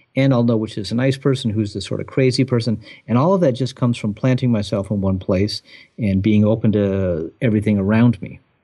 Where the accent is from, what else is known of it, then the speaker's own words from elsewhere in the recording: Southern California, United States; now in Providence, United States; growing up in Southern California